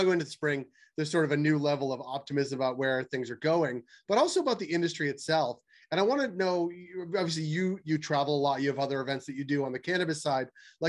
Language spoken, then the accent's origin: English; United States; I'm American